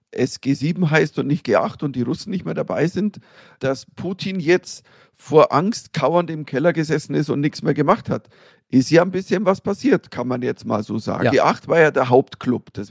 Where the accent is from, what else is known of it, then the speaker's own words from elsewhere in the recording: Germany; nur als äh, Deutscher